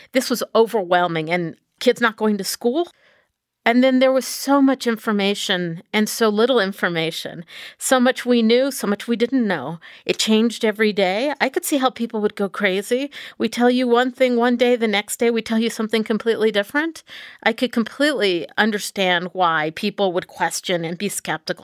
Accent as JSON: {"language": "English", "region": "Texas", "country": "United States", "tie": "born or raised there", "moved": "yes", "said": "I grew up in Texas"}